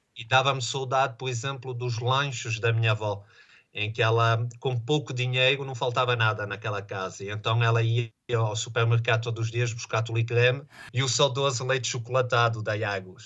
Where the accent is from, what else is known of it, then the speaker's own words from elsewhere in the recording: Vila Nova de Famalicão, Norte, Portugal; now in Les Diablerets, Switzerland; eu sou de Famalicão